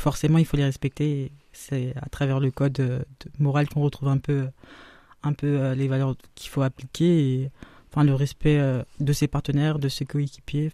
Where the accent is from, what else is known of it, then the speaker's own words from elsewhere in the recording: Paris, Île-de-France, France; je suis née à Paris aussi